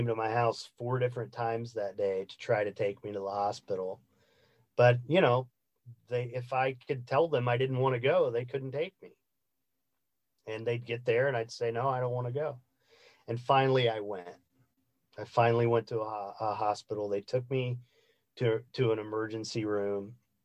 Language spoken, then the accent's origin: English; Indiana, United States; I grew up in the Midwest of the United States in the state of Indiana